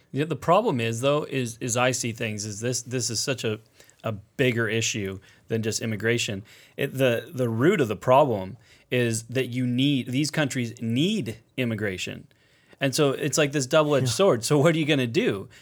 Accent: United States; as an American

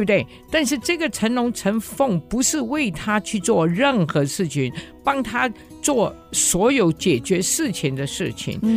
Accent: Hong Kong; moved away as an adult; also born or lived in Japan; now in Taiwan; 所以我在五岁左右的时候就迁居去了香港

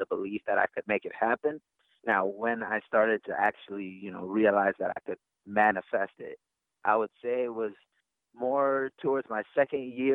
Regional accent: Frankfort, Kentucky, United States; moved away as an adult; also born or lived in Cameroon / Spartanburg, South Carolina / Wingate, North Carolina; now in Lansing, United States; in Cameroon, and I moved to the States when I was 8. And I stayed, and my family still stays in Frankfort, Kentucky

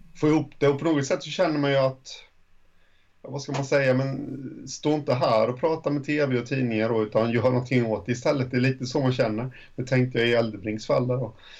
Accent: home area of HC Dalen and Tranås, Jönköping County, Sweden; also born or lived in Månsarp; i mina hemtrakter

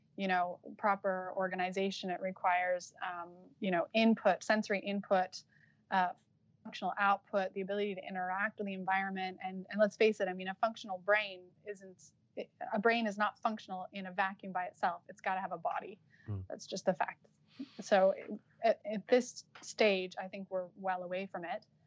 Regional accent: Utah, United States; moved away as an adult; also born or lived in Los Angeles, United States; now in Cambridge, United Kingdom; I'm from Utah, so it's like as American as you can get

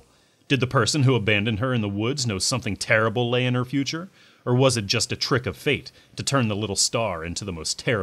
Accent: United States; I'm an American.

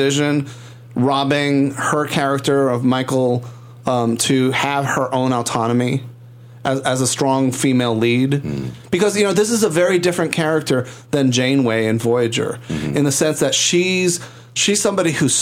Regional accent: Puerto Rico

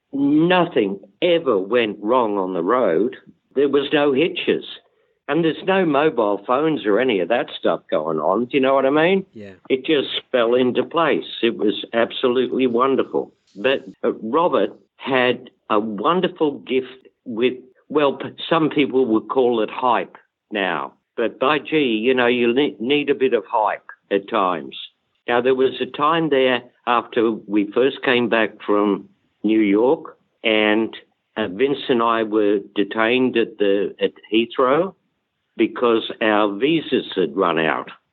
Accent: Australia; moved away; I'm Australian

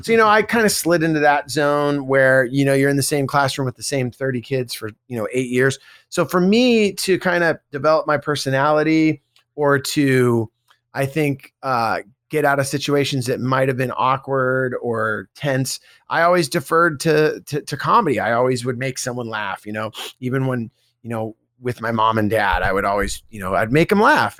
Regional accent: Bay Area, California, United States; I grew up in the Bay Area.

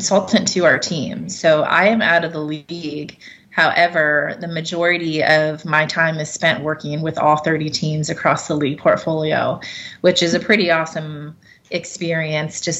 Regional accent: Cincinnati, Ohio, United States; I got my start with my hometown team of the Cincinnati Bengals

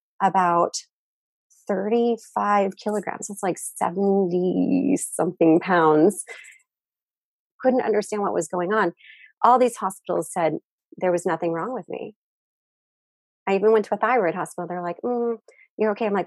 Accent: United States; moved away as an adult; now in Japan; I'm originally American, but I've lived in Japan for half my life.

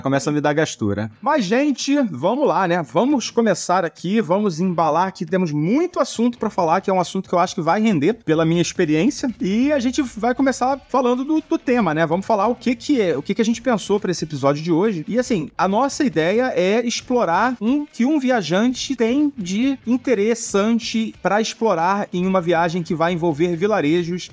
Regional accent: Brazil; nós somos brasileiros

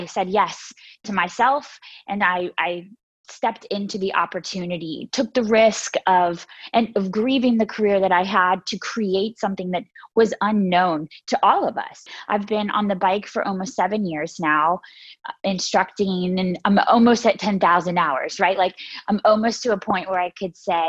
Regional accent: Myrtle Beach, South Carolina, United States; I grew up in Myrtle Beach, South Carolina

